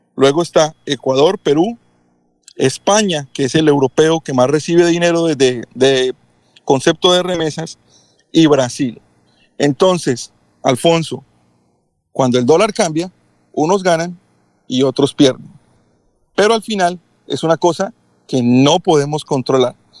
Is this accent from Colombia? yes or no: yes; Colombia; moved away as an adult; now in Kissimmee, United States; como extranjero, como foráneo en los Estados Unidos y teniendo vínculos aún en mi país, familia, eh, la familia mía, la familia de mi esposa, enviamos dinero a Colombia